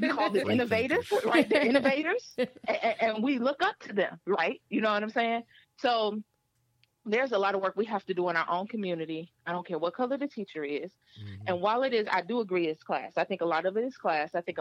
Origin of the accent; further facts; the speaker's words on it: Flint, Michigan, United States; my hometown